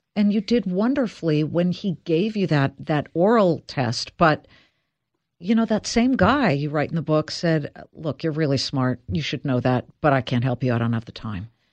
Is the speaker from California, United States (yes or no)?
yes; Beverly Hills, California, United States; I'm from Beverly Hills.